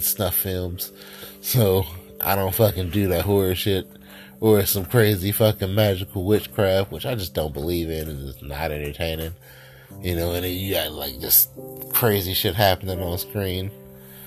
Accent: the North, United States; I'm from the North where, you know, it's just different up here

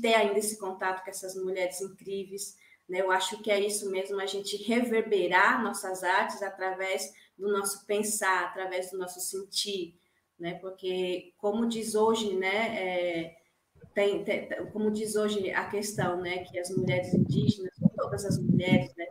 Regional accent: Dourados, Mato Grosso do Sul, Brazil; moved away; no meu território, né, na minha aldeia, Jaguapiru, de Dourados

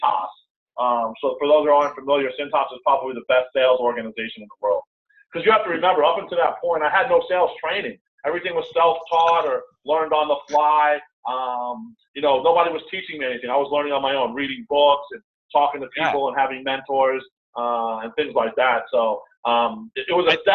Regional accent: New York, United States; I'm from New York

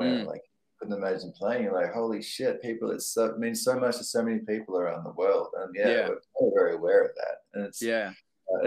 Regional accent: Australia; growing up in Australia

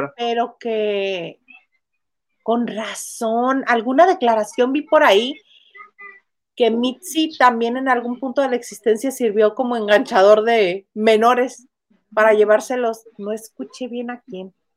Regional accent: Mexicali, Baja California, Mexico; Mexicali, mi ciudad natal en la que radico

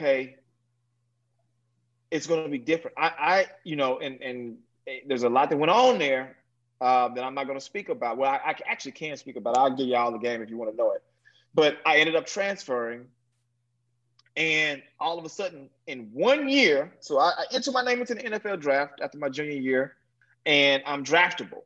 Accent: Dallas, Texas, United States; I was from Dallas, Texas, Oak Cliff, Texas, to be exact, which is the intercity of Dallas. Very, very difficult place to grow up

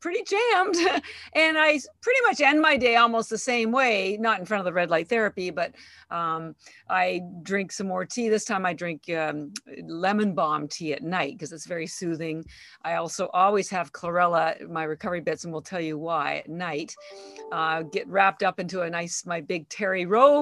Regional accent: Canada; moved away as an adult; now in Boston, United States; I'm actually Canadian. I've lived in Boston 33 years

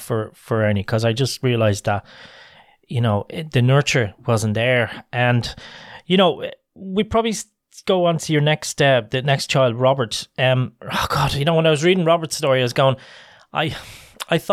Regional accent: Ireland; I'm an Irish, I have an Irish family

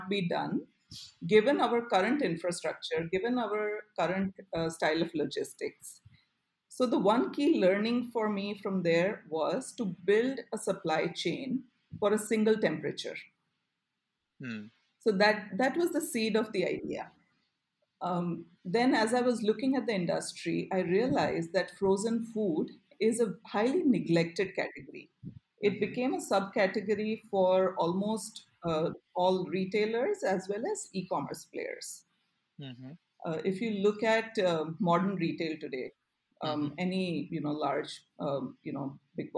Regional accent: Ahmedabad, Gujarat, India; I grew up in Ahmedabad

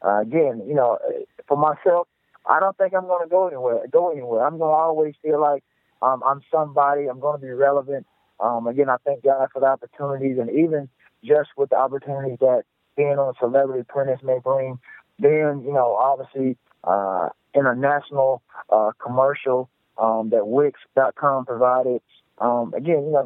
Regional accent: the South, United States; who I am from the South, I'm definitely a humble guy. I understand where I grew up and where I'm from

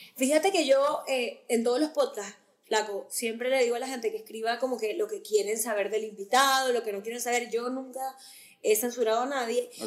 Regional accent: Maracaibo, Zulia, Venezuela; now in United States; yo soy de Maracaibo

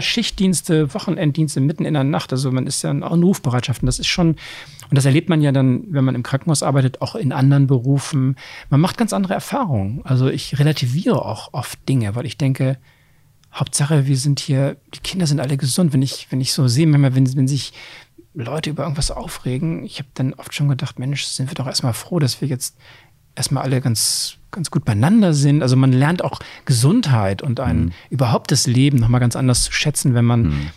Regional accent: Oldenburg, Lower Saxony, Germany; moved away as an adult; also born or lived in Bremen; now in Hamburg, Germany; dann bin ich in Niedersachsen im Oldenburg aufgeworden

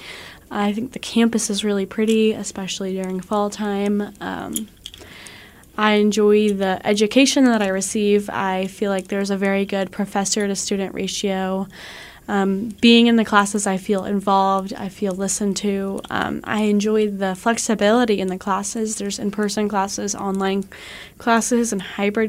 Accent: Buckner, Missouri, United States; I'm from Buckner, Missouri

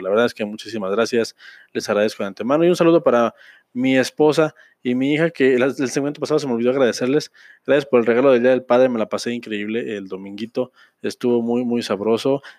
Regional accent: Mexico; como mexicano, como ciudadano de este hermoso y bello país

